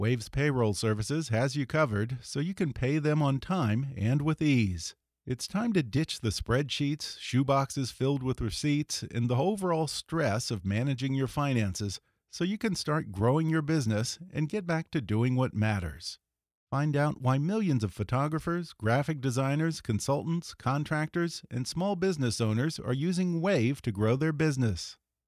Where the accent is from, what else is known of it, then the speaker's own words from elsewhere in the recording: Houston, Texas, United States; I'm from Texas.